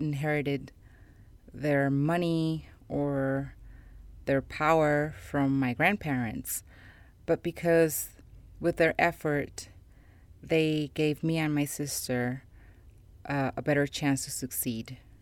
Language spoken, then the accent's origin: English; Cali, Valle del Cauca, Colombia; I was born in Colombia, more specifically in Cali, which is the third largest city in my country